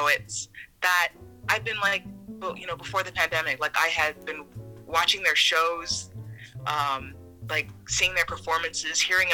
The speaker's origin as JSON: {"language": "English", "town": "Houston", "region": "Texas", "country": "United States", "moved": "as an adult", "lives_now": "Maine, United States", "said": "I am from Texas"}